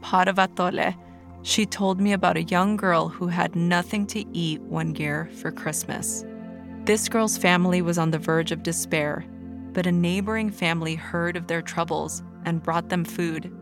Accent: Los Angeles, California, United States; Growing up in East

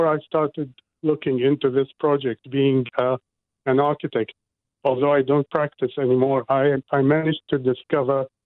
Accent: Iraq; now in Auckland, New Zealand; I didn't come all the way to New Zealand to be told the same sacrifice rhetoric I grew up with in Iraq

